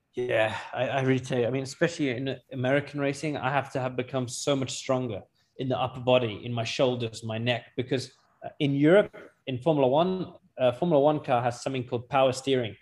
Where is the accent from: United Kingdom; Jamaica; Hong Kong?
United Kingdom; also born or lived in Pakistan (ancestry); I was born in Britain or not, at the end of the day, you look at me. I'm brown. I'm Pakistani.